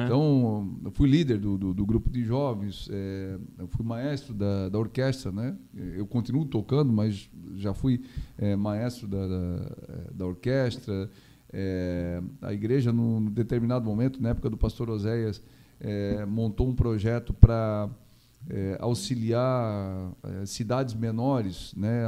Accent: Gaspar, Santa Catarina, Brazil; also born or lived in Blumenau; E a vida nossa foi sempre Gaspar, né? é, desde criança.

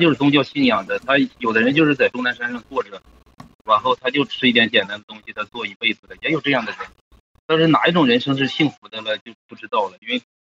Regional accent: China; 像我们中国人

